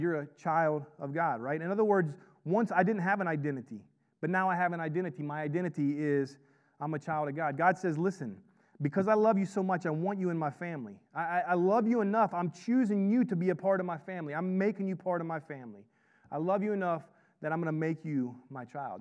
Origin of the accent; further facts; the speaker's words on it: Florida, United States; I, I grew up in Florida